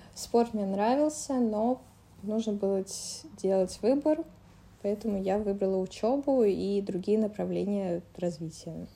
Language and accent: Russian; Moscow, Russia; Я из Москвы